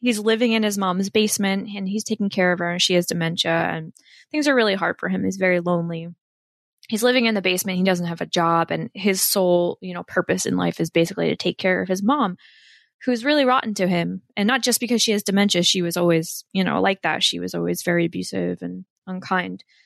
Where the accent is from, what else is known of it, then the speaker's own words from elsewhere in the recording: Warren County, Northwest New Jersey, United States; I'm from Northwest New Jersey, out by Pennsylvania, um, in Warren County. And I grew up there.